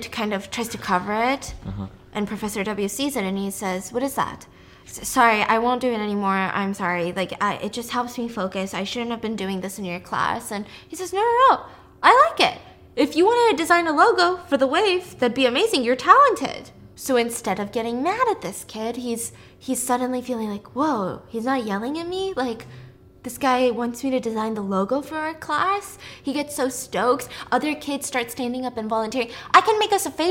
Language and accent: English; United States; I'm American